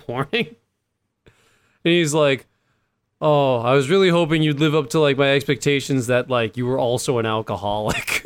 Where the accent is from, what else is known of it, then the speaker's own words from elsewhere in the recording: East Coast, United States; I'm from the East Coast